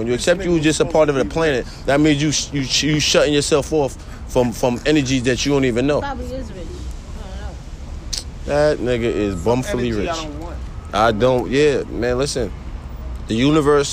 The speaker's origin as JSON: {"language": "English", "town": "New York City", "region": "New York", "country": "United States", "said": "me being a New Yorker"}